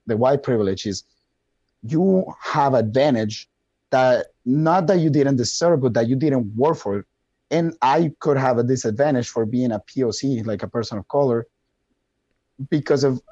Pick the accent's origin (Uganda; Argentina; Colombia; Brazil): Colombia; English is a second language; now in Wisconsin, United States; I have a very thick accent and I'm from Colombia